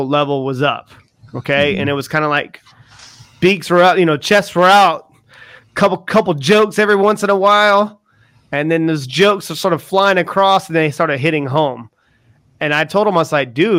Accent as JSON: {"language": "English", "region": "the South", "country": "United States", "moved": "as an adult", "lives_now": "United Kingdom", "said": "I'm from the South too"}